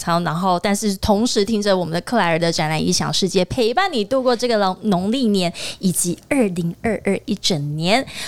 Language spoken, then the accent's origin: Chinese; Taiwan; 对于我们台湾人来说啦